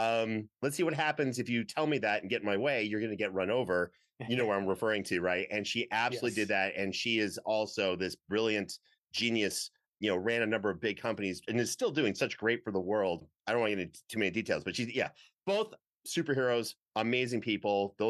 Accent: Canada; you know, where I grew up in Canada, if you wore like a Batman shirt outside.

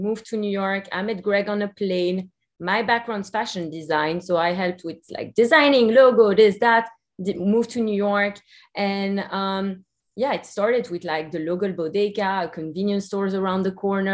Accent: Belgium; now in United States; the treats that we grew up with in Belgium. You can hear my accent. I'm also from Belgium

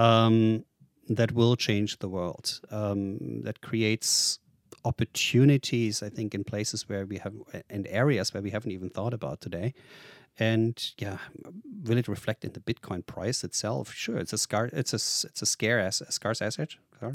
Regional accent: Germany; English is a second language; moved away as an adult; also born or lived in Boise, Idaho; I'm born and raised in Germany

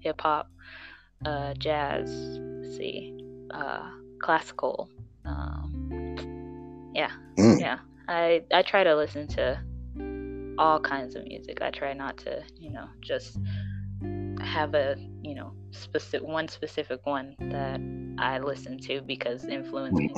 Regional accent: Kansas City, United States; I am from the Kansas City metropolitan area, if you know where that is, in the Midwest.

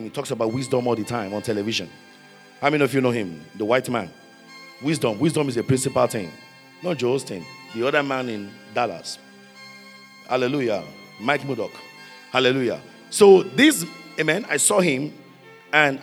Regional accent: Nigeria; now in Minnesota, United States; I said, from Nigeria

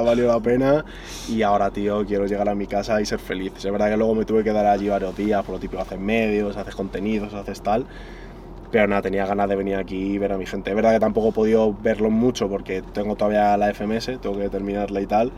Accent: Madrid, Community of Madrid, Spain; en mi ciudad, ya no es que sea en mi país, es que encima es en mi ciudad

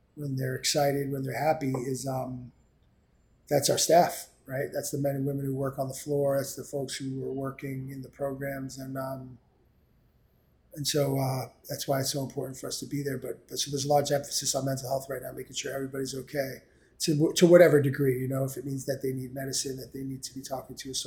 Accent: New York City, New York, United States; I grew up in New York City. I came up here on the East Side

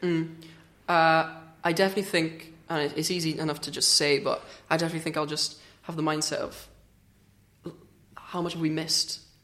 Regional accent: Swansea, Wales, United Kingdom; I'm from Swansea

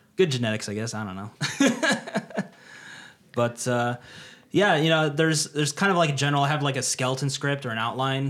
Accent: United States; moved away as an adult; now in Tokyo, Japan; being Mister American

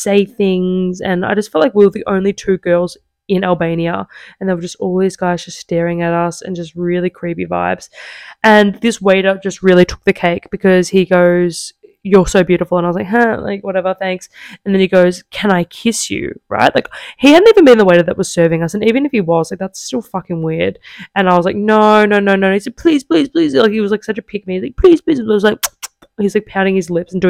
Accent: Australia; now in Italy; I was like, Australia

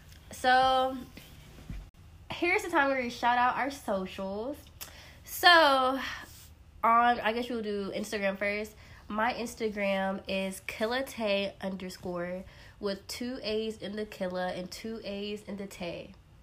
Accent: Florida, United States; I am from the great state of Florida and the greatest county of Broward County, 954, you know.

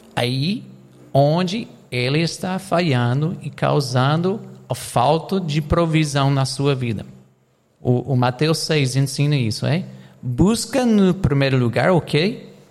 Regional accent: United States; Portuguese is a second language; now in Brazil; eu sou americano

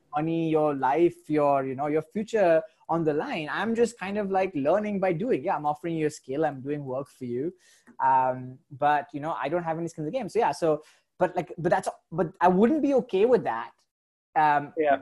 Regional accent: India; moved away; I am Indian

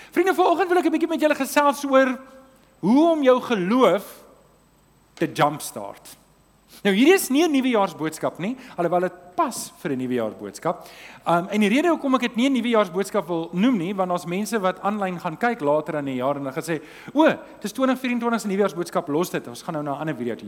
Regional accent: Transvaal, South Africa; ek kom van die Transvaal af

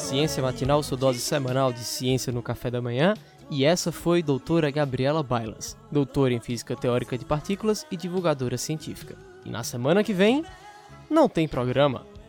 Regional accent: Pernambuco, Brazil; Eu sou de Pernambuco

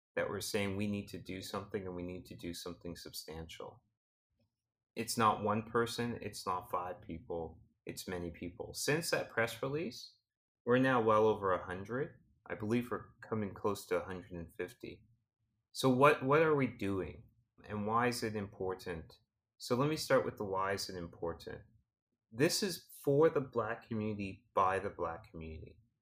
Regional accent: Canada

